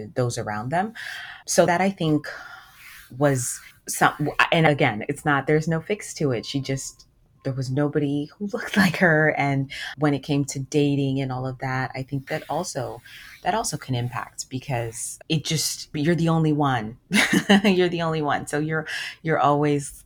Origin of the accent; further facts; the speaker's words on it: United States; from the age of 3, I was in the US. So I grew up with my American friends. And that's why I feel American too